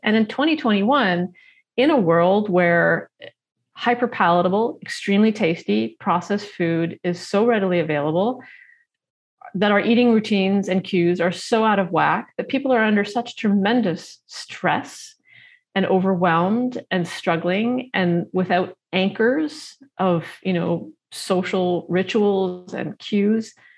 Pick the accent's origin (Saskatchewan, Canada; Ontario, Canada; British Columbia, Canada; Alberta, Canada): Ontario, Canada; Toronto; I grew up in Toronto